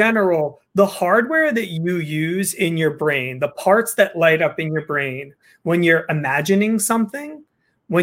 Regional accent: New Jersey, United States; I'm from Jersey

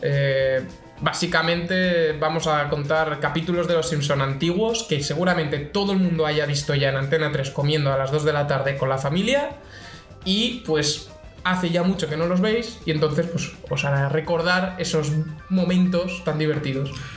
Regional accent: Castellón de la Plana, Valencian Community, Spain; yo soy de Castellón

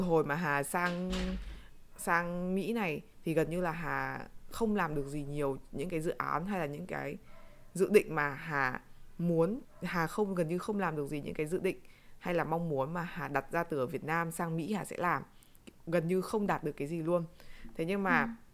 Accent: Vietnam; chúng mình là người Việt Nam

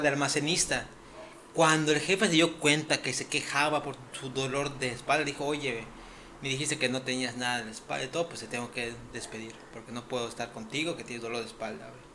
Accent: Mexico; como mexicanos

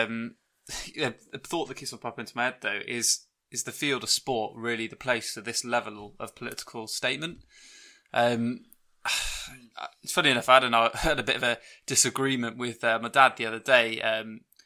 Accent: United Kingdom; as a Brit

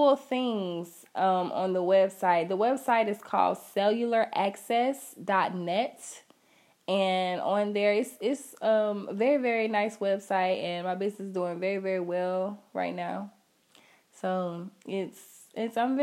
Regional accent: Augusta, United States; I'm from Augusta, so I'm not used to traveling

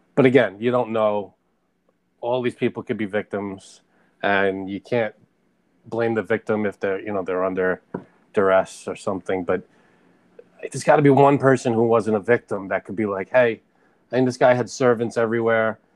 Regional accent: New York, United States; I grew up in New York

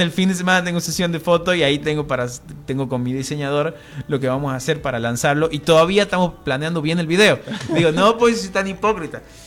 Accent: Tucumán, Argentina; accent: tucumano; mi acento tucumano

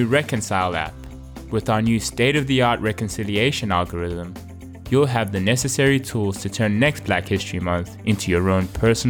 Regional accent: South Africa; I was South African

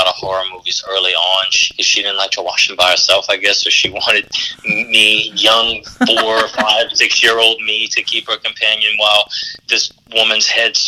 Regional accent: Louisiana, United States; we as Cajun and Creole people

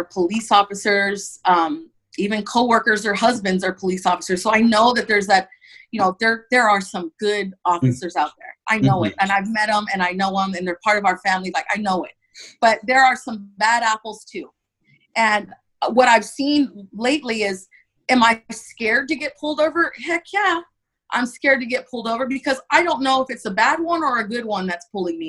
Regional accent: Santa Barbara, California, United States; I was born and raised in Santa Barbara, California

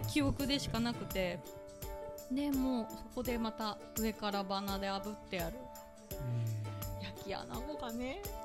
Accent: Kyushu, Japan; moved away; で私九州まあ、育ちで生まれなので

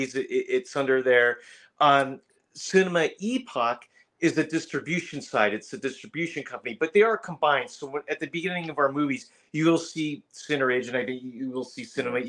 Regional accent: Denver, Colorado, United States; now in Southern California, United States; I was raised in Denver, so I'm a Bronco fan.

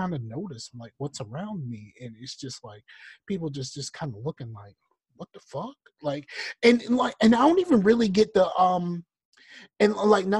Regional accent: Virginia, United States; I'm from Virginia

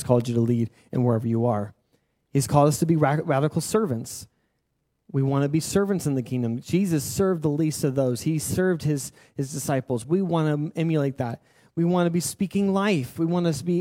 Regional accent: United States; we are American

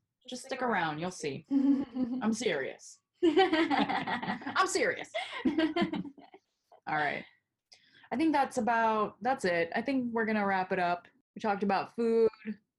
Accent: Spring Hill, Florida, United States; also born or lived in Seminole Heights, Tampa; I grew up over in Spring Hill for most of my life, and that is not as, at the time, was not very queer forward

